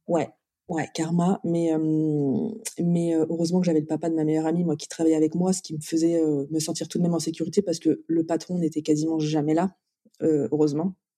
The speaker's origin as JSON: {"language": "French", "town": "Brest", "region": "Brittany", "country": "France", "tie": "born or raised there", "also_born_or_lived": "Nantes / Nice", "moved": "yes", "said": "je suis née à Brest, donc je suis bretonne"}